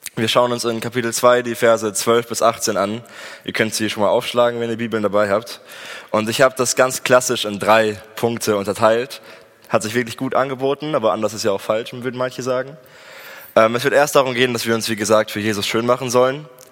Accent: Germany; also born or lived in Espelkamp, Germany; als Deutsche

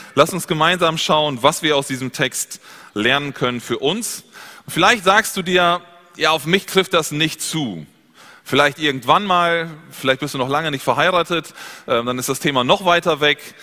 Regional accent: Germany; Bei uns in Deutschland

